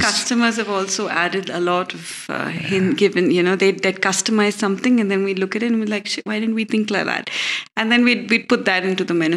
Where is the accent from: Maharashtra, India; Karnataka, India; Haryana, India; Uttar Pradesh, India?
Karnataka, India; Bangalore; We were born here in Bangalore, all of us.